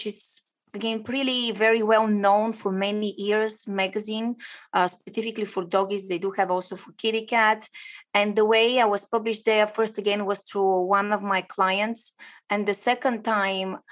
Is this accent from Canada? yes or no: no; Bulgaria; now in Florida, United States; So I'm originally from Bulgaria. I do live in US, shiny and warm Florida.